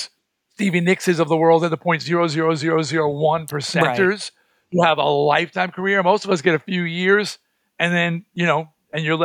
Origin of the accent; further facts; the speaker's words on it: Baldwin, New York, United States; I grew up in Baldwin